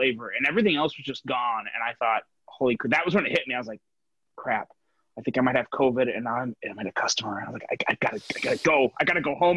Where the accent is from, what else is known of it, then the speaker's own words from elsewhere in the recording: Northern Indiana, United States; now in Southwest Michigan, United States; I grew up in Northern Indiana. I live in Southwest Michigan right now